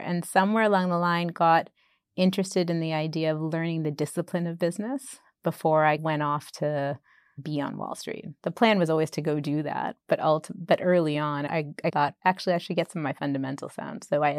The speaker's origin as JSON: {"language": "English", "town": "Boston", "region": "Massachusetts", "country": "United States", "tie": "born or raised there", "also_born_or_lived": "Bombay", "moved": "as an adult", "lives_now": "England", "said": "I grew up in Boston."}